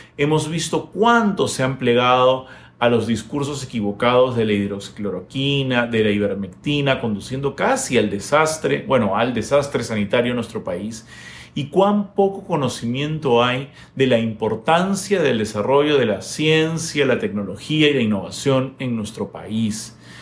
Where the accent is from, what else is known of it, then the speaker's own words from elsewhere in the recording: Peru; nuestra responsabilidad como peruanos